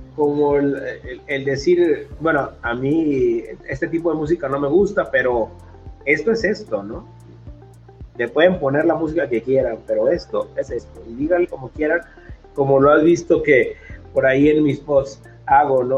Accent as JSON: {"language": "Spanish", "town": "Culiacán", "region": "Sinaloa", "country": "Mexico", "said": "Yo soy de Culiacán, Sinaloa"}